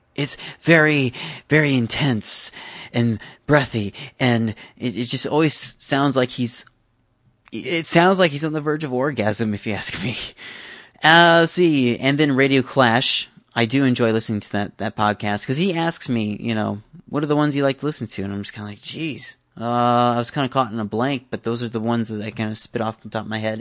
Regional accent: Iowa City, Iowa, United States; My hometown, which is Iowa City

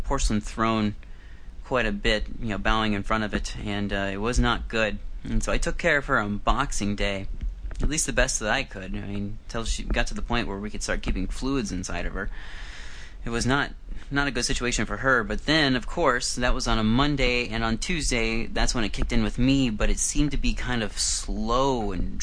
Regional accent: Iowa, United States; moved away as an adult; now in Vancouver, Canada; I used to live and I grew up in Iowa back in the United States

